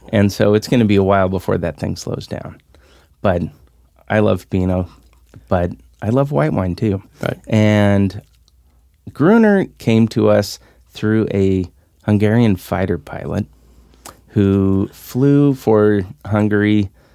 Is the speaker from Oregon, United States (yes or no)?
yes; Salem, Oregon, United States; I'm from Salem